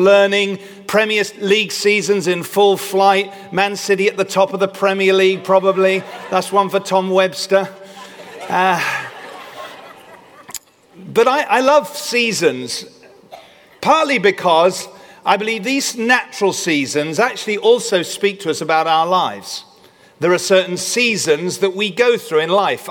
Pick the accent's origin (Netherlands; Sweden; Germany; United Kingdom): United Kingdom